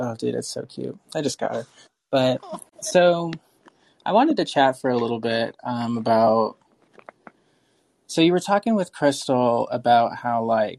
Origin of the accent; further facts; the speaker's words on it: Cleveland, Ohio, United States; So I'm from Cleveland. I was born there.